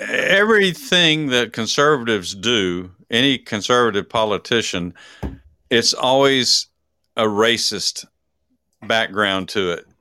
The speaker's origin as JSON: {"language": "English", "region": "Texas", "country": "United States", "said": "I'm from Texas."}